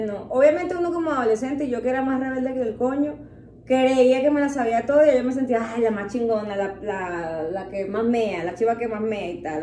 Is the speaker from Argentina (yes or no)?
no; Venezuela; now in Mexico; la mayoría de nosotros los venezolanos